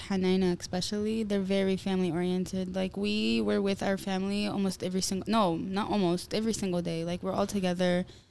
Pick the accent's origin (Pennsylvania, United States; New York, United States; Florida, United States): Florida, United States; Orlando; where are you guys from? And we're like, America. He goes, where? Florida. He goes, oh, Palm City. I'm like, no, Orlando.